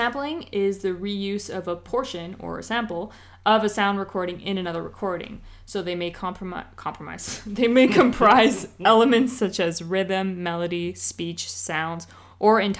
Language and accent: English; East Coast, United States; we're from the East Coast